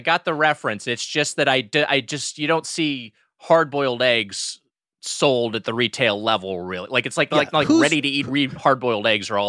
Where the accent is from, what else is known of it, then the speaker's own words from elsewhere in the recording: Lakewood, California, United States; in my hometown of Lakewood, California.